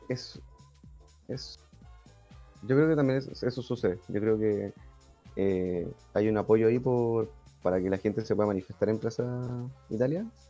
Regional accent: Chile; somos chilenos

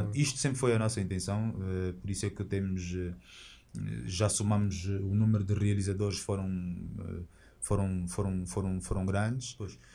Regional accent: Angola; Nós temos orgulho de sermos angolanos

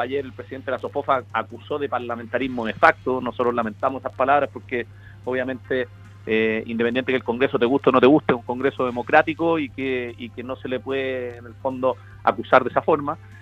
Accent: Chile; como chilenos

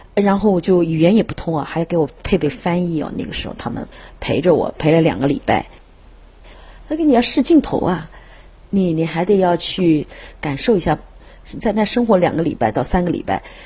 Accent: China; now in United States; 我觉得是中国人，我就有这一，这一个使命，用我的歌唱艺术来弘扬中国的文化

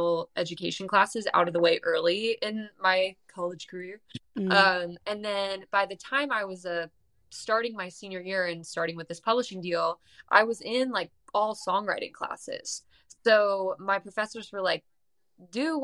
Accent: San Diego, California, United States; now in Nashville, United States; I grew up in San Diego, California.

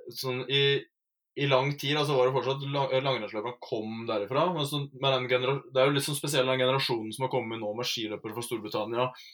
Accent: Rauland, Telemark, Norway; jeg er fra Telemark, fra Rauland i Vinje

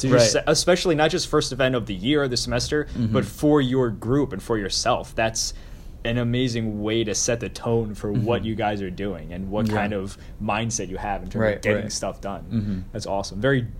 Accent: Long Island, New York, United States; moved away; I'm also from Long Island.

